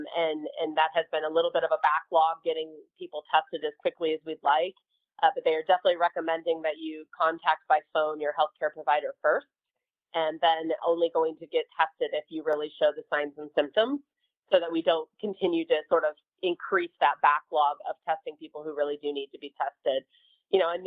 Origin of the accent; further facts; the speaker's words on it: Colorado, United States; I'm from Colorado